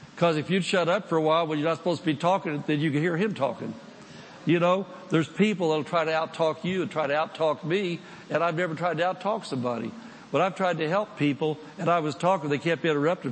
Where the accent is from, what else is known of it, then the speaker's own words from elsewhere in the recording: United States; I'm from the United States